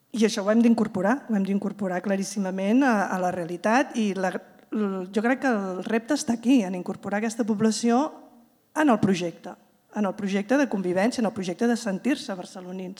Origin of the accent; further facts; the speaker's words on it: Terrassa, Catalonia, Spain; jo vinc de comarques de Terrassa